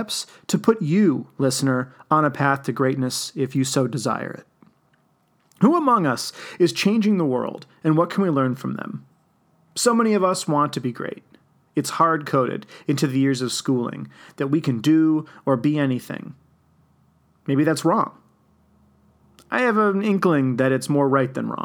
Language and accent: English; Wheeling, Illinois, United States; I was privileged enough to grow up in the Chicago suburbs